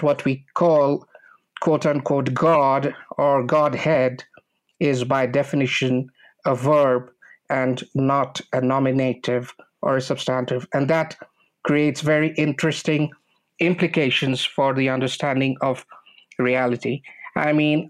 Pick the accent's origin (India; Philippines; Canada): India; Kolkata, West Bengal; moved away as an adult; also born or lived in Texas; now in Guanajuato, Mexico; I started from the University of Calcutta, which is my hometown. And I was born in Kolkata, India